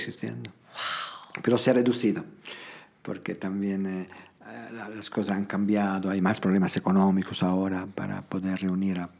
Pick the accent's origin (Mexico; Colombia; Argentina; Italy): Italy; Toano, Emilia-Romagna; Spanish is a second language; moved away as an adult; now in Cochabamba, Bolivia; Mi pueblo se, llamaba y se llama todavía Toano